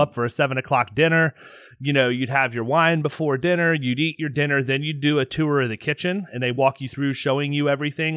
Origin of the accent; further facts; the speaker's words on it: Tampa, Florida, United States; my hometown, Tampa, Florida